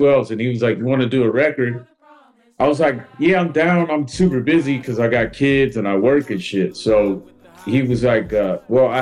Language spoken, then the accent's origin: English; the Bay Area, California, United States; I'm from the Bay